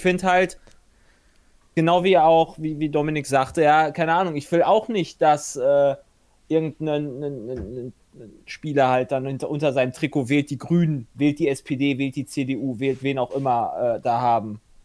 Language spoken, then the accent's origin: German; Germany; also born or lived in Hungary; als Deutscher